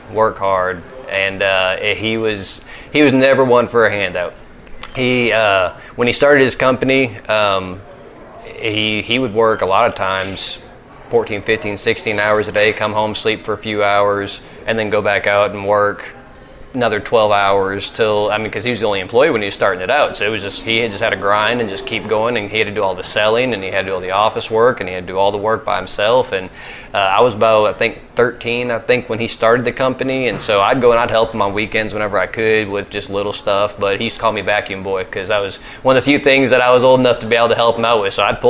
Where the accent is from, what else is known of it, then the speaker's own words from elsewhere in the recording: the South, United States; I'll say growing up in the South with a white mom and a black dad and having two mixed brothers